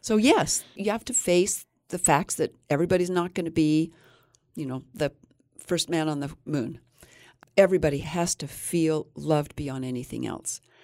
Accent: Fillmore, Utah, United States; I was raised in Fillmore, Utah

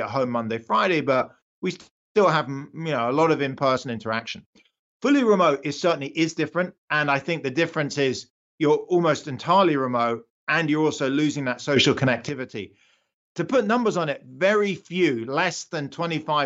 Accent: United Kingdom; accent: British; moved away as an adult; now in United States; I'm British. I was born in the UK. I only came to the US about 20 years ago

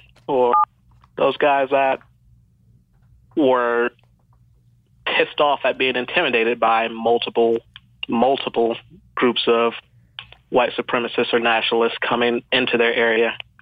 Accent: Georgia, United States; born there; Born in Georgia.

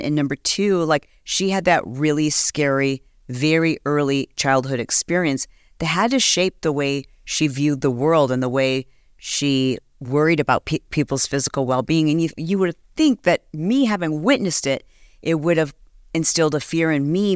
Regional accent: Fowlerville, Michigan, United States; also born or lived in Detroit, Michigan; I was born in Detroit. We lived there for I don't know, like four years or something. And so when we were really young, we moved to a small country town called Fowlerville, Michigan

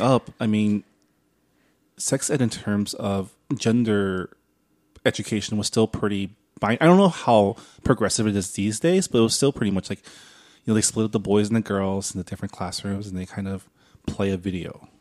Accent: San Diego Valley, California, United States; I grew up in the San Diego Valley.

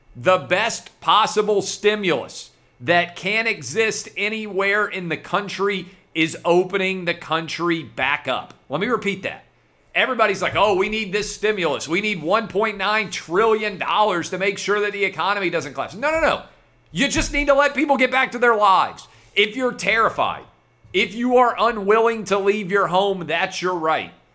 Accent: Nashville, Tennessee, United States; downtown Nashville. That is my hometown

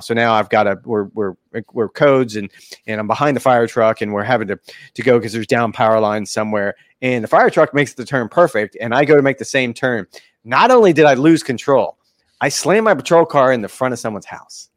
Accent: Florida, United States; I was born and raised in Florida

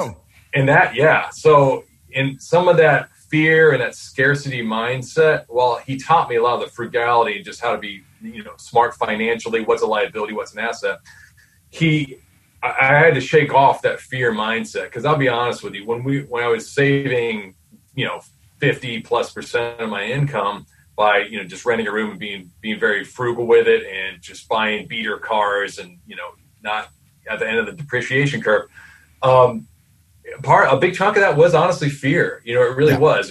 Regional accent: Columbus, Ohio, United States; I was born in Columbus, Ohio. I'm actually still here

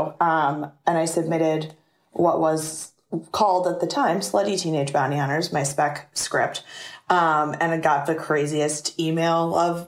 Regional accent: the South, United States; I grew up in the South in a very sexually repressed, religious, conservative community

